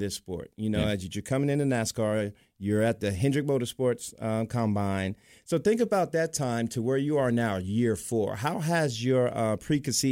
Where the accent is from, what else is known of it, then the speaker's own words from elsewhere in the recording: Atlanta, Georgia, United States; moved away as an adult; Growing up in Atlanta